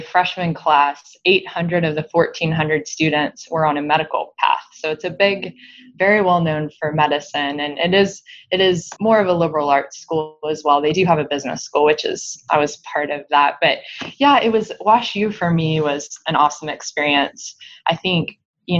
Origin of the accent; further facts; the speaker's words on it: Lubbock, Texas, United States; moved away as an adult; also born or lived in St. Louis; I am a West Texas Panhandle girl